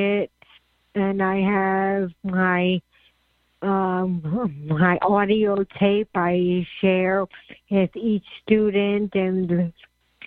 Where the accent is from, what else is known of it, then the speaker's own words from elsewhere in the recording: New York, United States; I'm a New Yorker